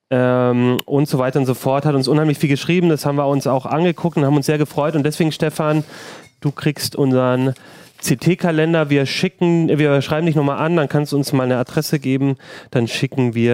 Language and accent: German; Southern Germany, Germany; ich als, als Süddeutscher bin es ja, äh, genieße das immer.